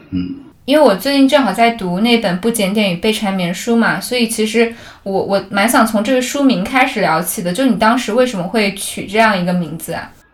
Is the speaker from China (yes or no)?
yes; Zhuzhou, Hunan, China; moved away; 然后我正好是在株洲长大的